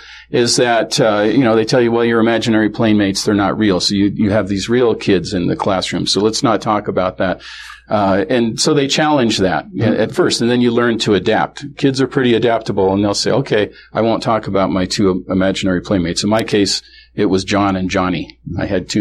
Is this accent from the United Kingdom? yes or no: no; Kenmore, Washington, United States; also born or lived in Seattle; This is in Seattle, or grew up in Kenmore, which is the north end of Seattle, north end of Lake Washington, that area